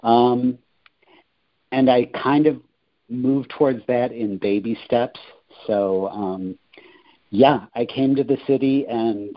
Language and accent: English; Rockford, Illinois, United States; also born or lived in Quincy, Illinois; now in Chicago, United States; I'm originally from Rockford, which is about 90 miles to the west of Chicago.